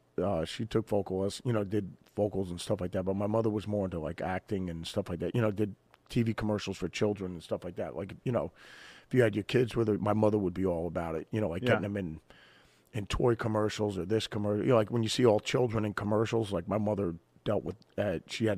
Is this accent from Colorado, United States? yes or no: no; Jackson, New Jersey, United States; I had a blast growing up on the East Coast and in Jersey, where, you know, we grew up in a small town, Jackson, New Jersey, you know, so...